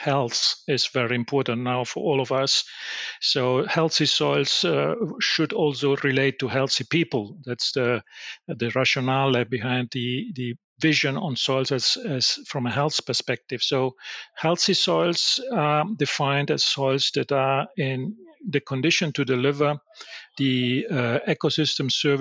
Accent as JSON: {"language": "English", "country": "Italy", "said": "I'm from Italy"}